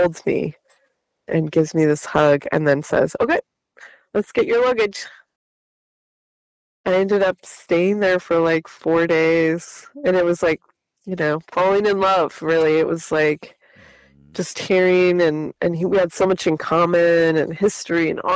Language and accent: English; San Bernardino, California, United States; I grew up in San Bernardino